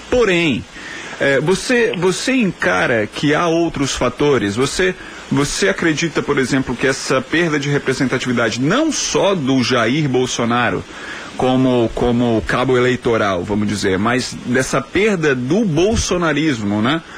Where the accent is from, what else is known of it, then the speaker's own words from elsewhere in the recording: Belo Horizonte, Minas Gerais, Brazil; moved away; lá de Belo Horizonte, minha terra natal